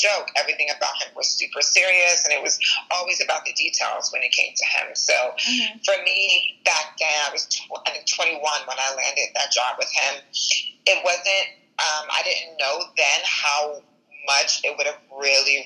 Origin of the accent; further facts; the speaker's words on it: Long Island, New York, United States; Born and raised in Long Island, New York